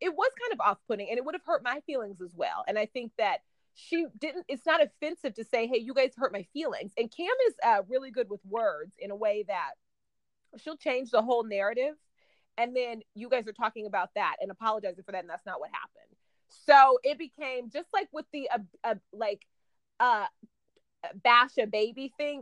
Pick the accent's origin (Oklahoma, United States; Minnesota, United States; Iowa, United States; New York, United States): Oklahoma, United States; moved away; also born or lived in Dallas, Texas; I'm from Oklahoma and I lived in Dallas